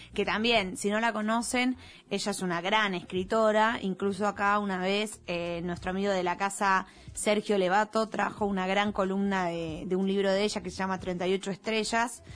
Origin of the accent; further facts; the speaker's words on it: Bahía Blanca, Buenos Aires Province, Argentina; me crié en Bahía Blanca